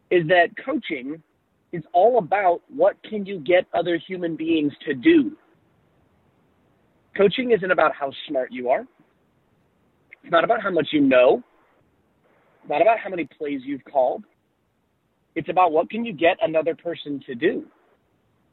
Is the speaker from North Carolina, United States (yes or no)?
yes; Charlotte, North Carolina, United States; I'm in my hometown of Charlotte, North Carolina.